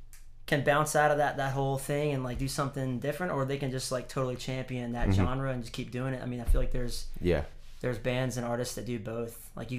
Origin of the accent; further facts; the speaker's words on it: the South, United States; growing up in the South, I'm not going to say that I wasn't influenced by growing up in a church and being around the gospel